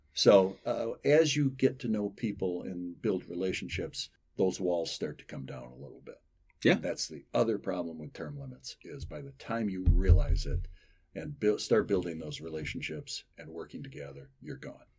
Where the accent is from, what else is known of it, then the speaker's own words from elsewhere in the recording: Holland, Michigan, United States; I'm from Holland